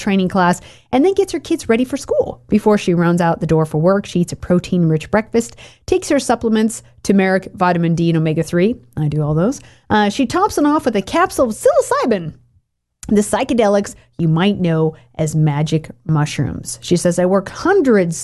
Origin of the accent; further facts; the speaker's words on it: Oregon, United States; I grew up in Oregon.